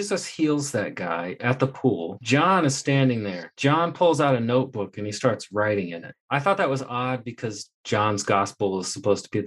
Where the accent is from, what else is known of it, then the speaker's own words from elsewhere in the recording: Indiana, United States; moved away as an adult; now in Texas, United States; when I was moving to Texas, when I left Indiana, it was my hometown